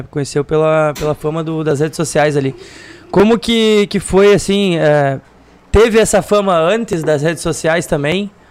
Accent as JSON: {"language": "Portuguese", "town": "Santa Rosa", "region": "Rio Grande do Sul", "country": "Brazil", "tie": "born or raised there", "said": "Eu Sou criado aqui, sou, sou de Santa Rosa"}